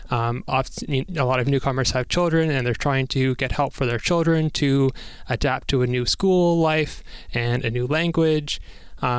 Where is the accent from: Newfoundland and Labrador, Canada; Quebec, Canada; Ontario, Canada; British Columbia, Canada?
Ontario, Canada; Toronto; I was born in Toronto, and my family, my grandparents on my mom's side were the most recent people to immigrate to Canada